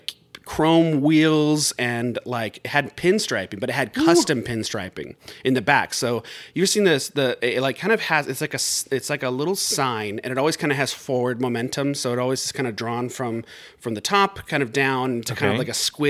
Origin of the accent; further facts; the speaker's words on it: Riverside, California, United States; I'm from Riverside, California